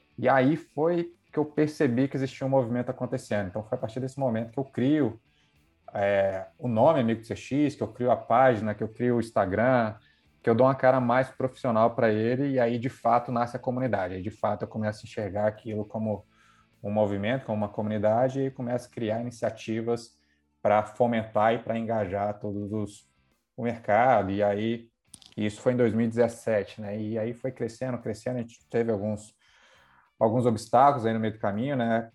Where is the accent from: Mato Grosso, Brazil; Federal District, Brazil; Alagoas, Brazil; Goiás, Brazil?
Federal District, Brazil; Brasília; moved away as an adult; also born or lived in Rio de Janeiro; Sou de Brasília